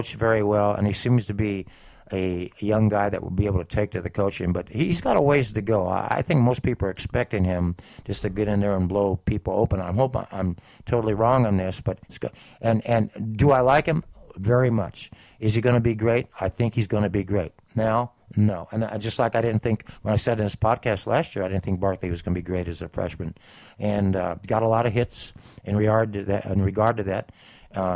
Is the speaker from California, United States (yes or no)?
yes; San Bernardino, California, United States; I'm from San Bernardino